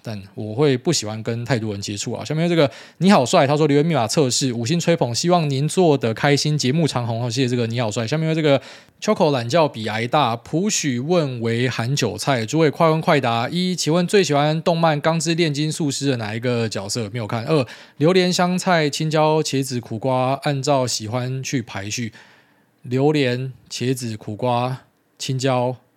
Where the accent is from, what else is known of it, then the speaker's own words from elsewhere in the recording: Taiwan; 身为台湾人